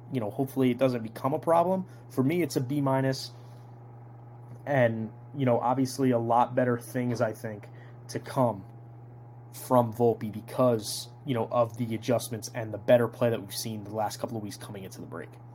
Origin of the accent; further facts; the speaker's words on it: Toms River, New Jersey, United States; I'm actually from Tom's River, so Ron Marinaccio, right, you know, around me, he went to Tom's River North. I went to Tom's River South